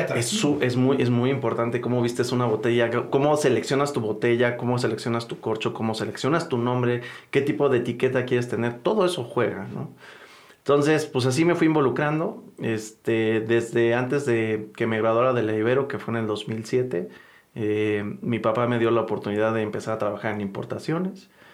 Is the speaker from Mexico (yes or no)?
yes; Mexico; nosotros como mexicanos